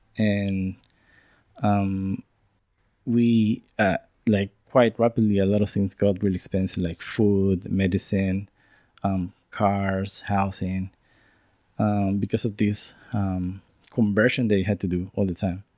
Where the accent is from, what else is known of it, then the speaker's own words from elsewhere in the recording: San Salvador, El Salvador; moved away as an adult; now in Wellington, New Zealand; I'm from San Salvador, the capital of El Salvador